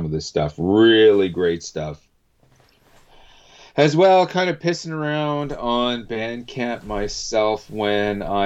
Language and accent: English; Canada; being a Canadian